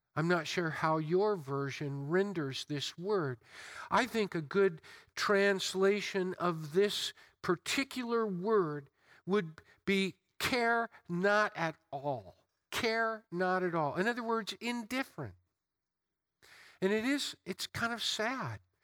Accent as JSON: {"language": "English", "country": "United States", "tie": "born or raised there", "said": "I've been born and raised, I'm enculturated, I'm an American and proud of it"}